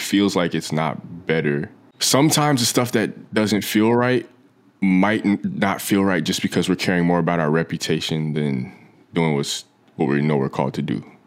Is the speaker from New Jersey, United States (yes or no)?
yes; New Jersey, United States; moved away as an adult; now in Los Angeles, United States; I grew up in New Jersey for, from the time I was, like, three through eighteen when I went, uh, went off to college